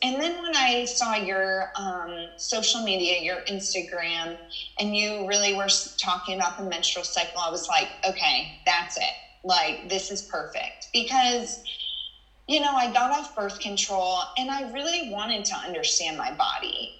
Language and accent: English; Texas, United States; I was from Texas